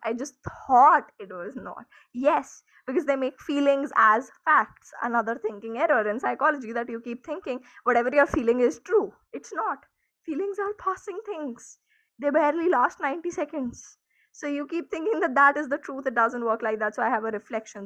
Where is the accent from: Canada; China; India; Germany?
India; I am an Indian